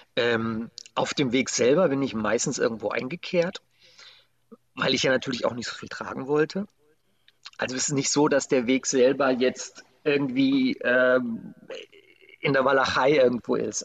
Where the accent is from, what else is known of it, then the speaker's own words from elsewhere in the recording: Germany; wo ich herkomme. Und dann sagte ich Deutschland